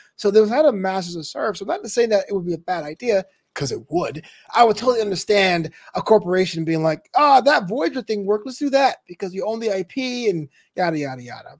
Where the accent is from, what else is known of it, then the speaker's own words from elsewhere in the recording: New York, United States; I am from New York